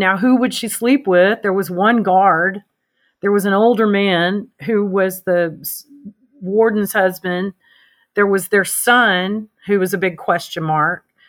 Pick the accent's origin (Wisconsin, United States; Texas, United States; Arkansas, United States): Arkansas, United States; my home state